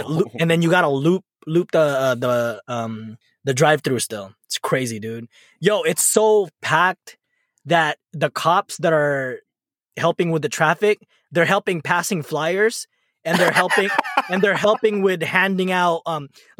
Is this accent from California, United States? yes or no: yes; National City, California, United States; We grew up together on National City